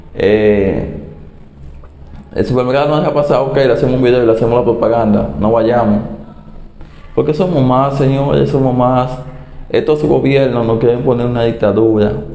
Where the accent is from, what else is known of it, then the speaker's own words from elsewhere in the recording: Dominican Republic; mi país, República Dominicana